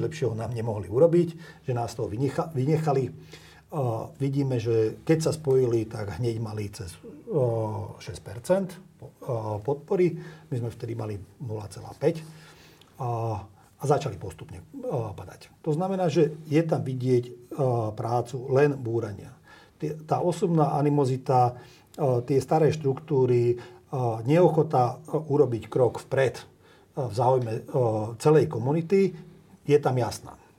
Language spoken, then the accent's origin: Slovak; Slovakia; aj keď sa cítim Maďarom a som Maďarom, a, ale som občanom Slovenskej republiky